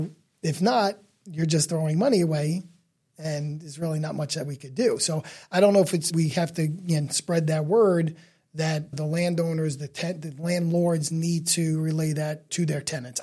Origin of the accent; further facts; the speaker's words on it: New York City, New York, United States; So again, we're from Staten Island